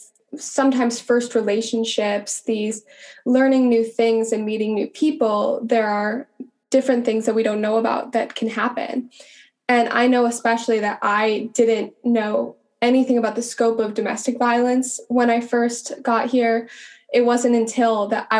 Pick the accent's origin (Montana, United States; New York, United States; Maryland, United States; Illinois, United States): Montana, United States; moved away as an adult; I grew up in Montana